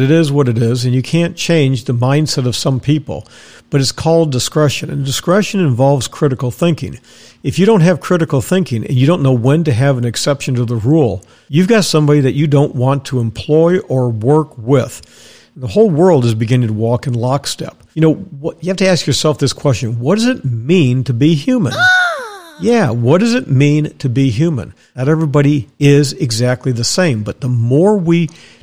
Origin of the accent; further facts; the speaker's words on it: Dallas, Texas, United States; moved away; also born or lived in Wisconsin / Tampa, Florida; I was raised in Dallas, Texas